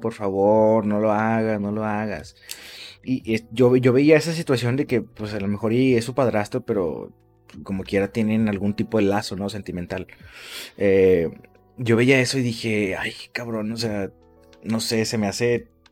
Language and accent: Spanish; Mexico; somos así los mexicanos